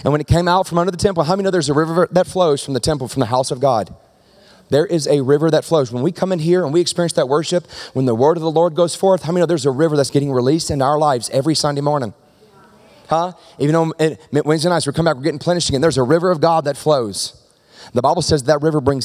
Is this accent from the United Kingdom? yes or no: no; the South, United States; now in Medford, United States; I'm from the South